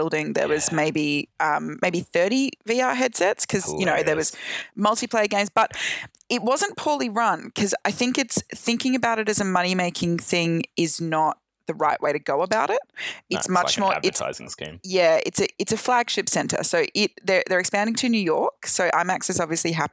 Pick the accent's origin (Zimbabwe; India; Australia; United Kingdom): Australia; I am now safely back in my home country of Australia